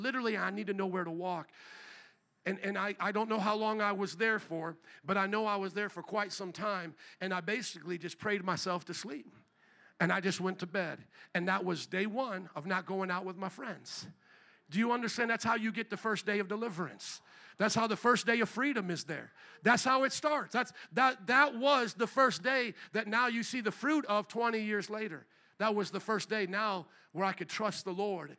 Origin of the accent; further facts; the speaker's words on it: Fort Wayne, Indiana, United States; I'm from Fort Wayne, Indiana